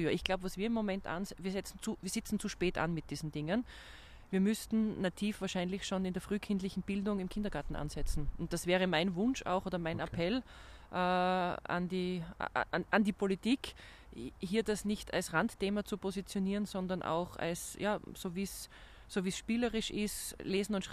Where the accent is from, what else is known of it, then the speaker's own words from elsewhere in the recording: Graz, Styria, Austria; moved away as an adult; now in Vienna, Austria; Ich meine, als gebürtige Grazerin war natürlich der erste Aspekt zu überlegen, in der Heimat zu bleiben.